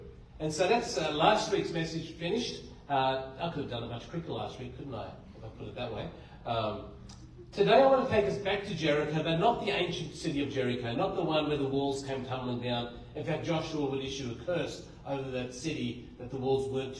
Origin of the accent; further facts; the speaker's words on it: Blue Mountains, New South Wales, Australia; I grew up in the Blue Mountains